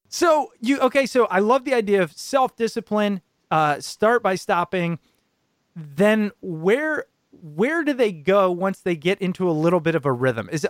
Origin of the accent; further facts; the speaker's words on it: New Jersey, United States; I'm from Jersey. Everybody's in a rush.